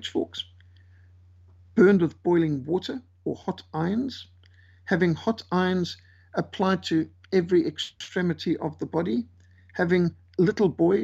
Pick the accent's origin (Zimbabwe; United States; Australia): Zimbabwe; now in South Africa; I was brought up in Rhodesia.